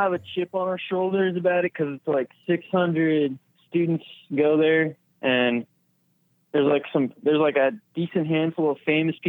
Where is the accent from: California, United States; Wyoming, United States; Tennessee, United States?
California, United States; Dublin; moved away as an adult; also born or lived in Kansas City, Missouri / Vermont / New York; I was born in Kansas City, Missouri, and then when I was 2, I moved to Dublin, California, which is a suburb outside of San Francisco. And then I lived there until I was 18. And then I went to school on the East Coast in Vermont.